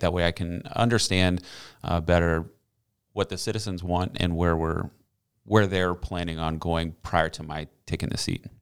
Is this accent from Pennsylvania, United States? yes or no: no; Green Cove Springs, Florida, United States; I'm from Green Coast Springs, graduated from Clay High School in two thousand five